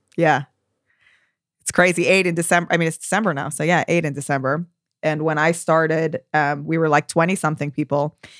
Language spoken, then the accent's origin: English; United States; also born or lived in Tel Aviv, Israel; now in London, United Kingdom; I'm American